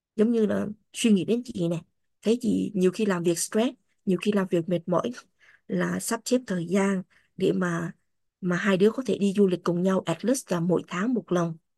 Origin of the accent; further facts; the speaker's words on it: Vietnam; first language Vietnamese; moved away as an adult; now in United States; mình sinh ra và lớn lên ở Việt Nam ngôn ngữ chính của mình là Việt Nam Vietnamese